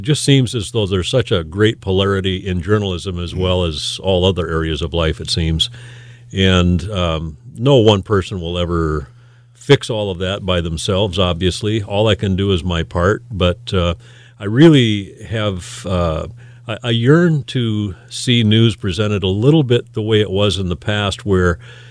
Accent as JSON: {"language": "English", "region": "Northwest Iowa", "country": "United States", "tie": "born or raised there", "also_born_or_lived": "Mitchell, South Dakota", "moved": "as an adult", "lives_now": "Sioux Falls, United States", "said": "This is home now. But we grew up in Northwest Iowa"}